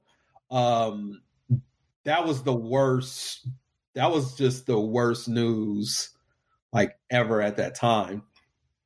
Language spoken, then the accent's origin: English; Texas, United States; I'm from Texas